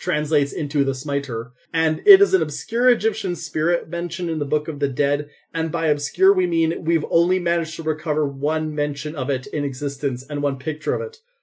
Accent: Canada

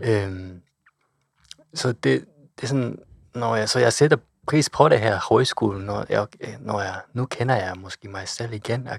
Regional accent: Kochi, Japan; Danish is a second language; moved away as an adult; also born or lived in Osaka; now in Denmark; min hjemby Kochi

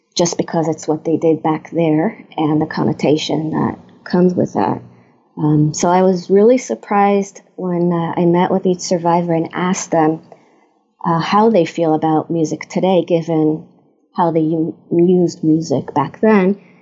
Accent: Israel; moved away as an adult; also born or lived in Germany / Stanford area, California; now in United States; I was born in Israel, uh, born and raised in Israel.

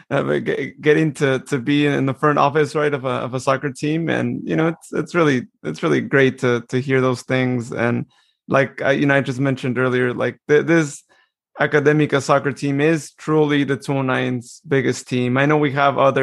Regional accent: Modesto, California, United States; Modesto, because that is my hometown

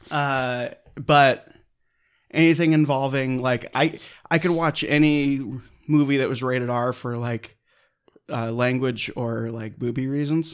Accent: Claremont, California, United States; also born or lived in San Dimas Canyon, California; I'm from Claremont, California

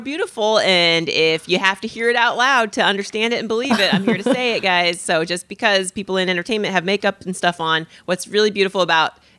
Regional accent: Indiana, United States; I'm from Indiana

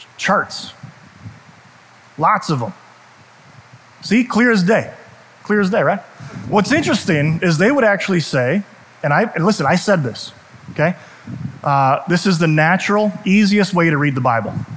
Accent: United States; I'm proud of being American. I love being an American.

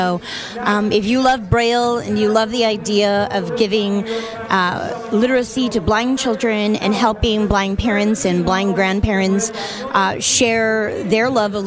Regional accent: Southern California, United States; I grew up in Southern California, and my high school was literally 5 blocks from the beach.

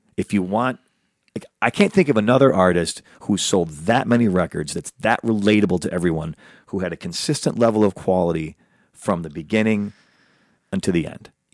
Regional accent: Chicago, Illinois, United States; now in Los Angeles, United States; he's also from my hometown, Chicago

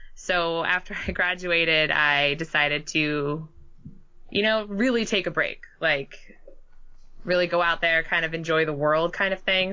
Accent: Southern California, United States; moved away as an adult; also born or lived in Hartford, Connecticut; I was born and raised in Southern California

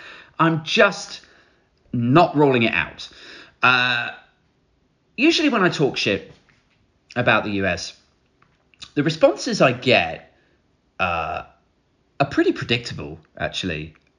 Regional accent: United Kingdom

